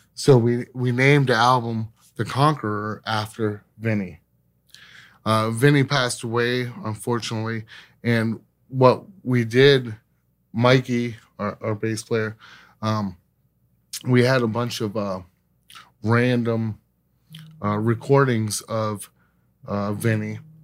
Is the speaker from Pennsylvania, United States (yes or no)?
yes; Scranton, Pennsylvania, United States; now in Pittsburgh, United States; we actually went back to my hometown, which is Scranton, Pe-, Pennsylvania. Uh, I moved here, uh, to Pittsburgh in nineteen ninety-nine